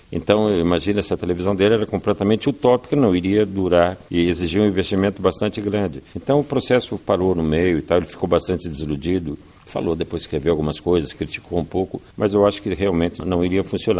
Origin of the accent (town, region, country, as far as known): Mozambique